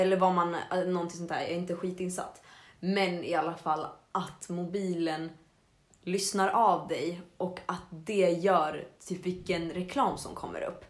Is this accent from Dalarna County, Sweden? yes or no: yes; Avesta, Dalarna County, Sweden; moved away; när jag var hemma i Avesta så snackade jag och Filip, min lillebror